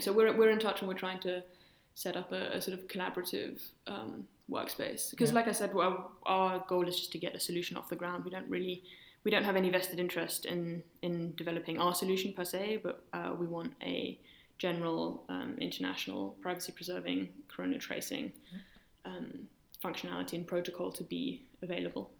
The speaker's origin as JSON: {"language": "English", "region": "London", "country": "United Kingdom", "tie": "born or raised there", "moved": "as an adult", "lives_now": "Berlin, Germany", "said": "So I grew up in London. My parents are German and moved there in the 80s."}